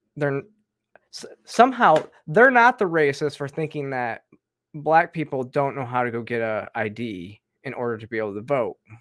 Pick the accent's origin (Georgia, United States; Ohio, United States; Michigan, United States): Georgia, United States; my home state in Georgia